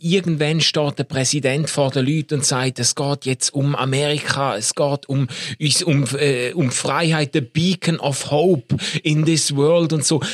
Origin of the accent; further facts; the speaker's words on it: Switzerland; in meiner Kindheit und Jugend immer wieder begegnet ist, so in diesen Kreisen, wo wir uns bewegt haben, ist schon ein wahnsinniger Stolz oder äh, fast eben dann schon eine Einbildung darauf, dass wir als Schweizer